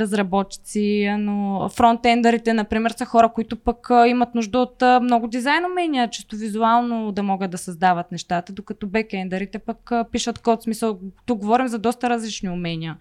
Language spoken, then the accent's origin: Bulgarian; Veliko Tarnovo, Veliko Tarnovo Province, Bulgaria; аз не съм от София, аз съм от Велико Търново и в момента, в който завърши гимназия